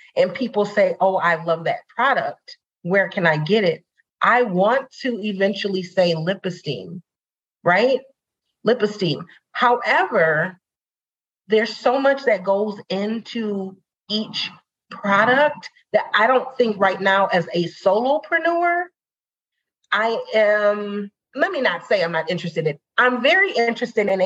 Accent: Saint Paul, Minnesota, United States; I'm born and raised in St. Paul

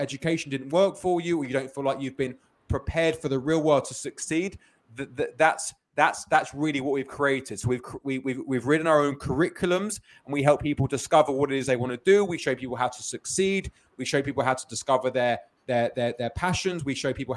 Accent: London, United Kingdom; now in Los Angeles, United States; I grew up in London, as you may hear from the accent.

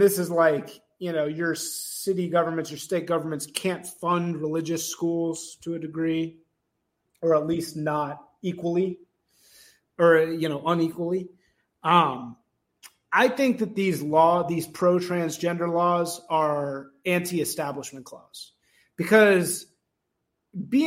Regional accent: Evanston, Illinois, United States; I grew up in Evanston, Illinois

